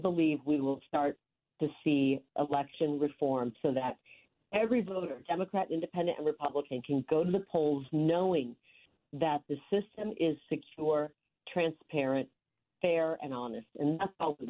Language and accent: English; rural Iowa, United States; moved away; growing up in the Midwest in rural Iowa, the youngest of nine